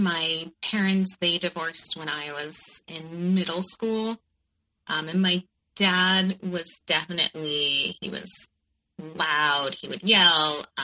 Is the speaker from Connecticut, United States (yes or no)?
yes; Connecticut, United States; moved away as an adult; also born or lived in New York; I grew up in Connecticut, and I went to New York for college